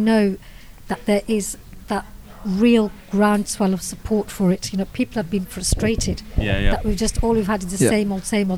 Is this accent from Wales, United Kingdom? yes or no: no; Birmingham, West Midlands, United Kingdom; I'm a Brummie myself